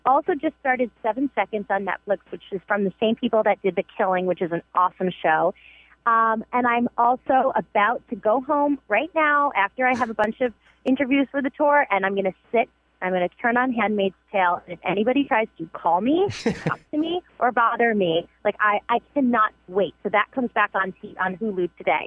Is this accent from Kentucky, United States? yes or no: no; New York, United States; accent: Bronx; now in Los Angeles, United States; My accent has come back, like, super strong. It gives me, like, 48 hours in New York, and all of a sudden I sound like, you know, back in the Bronx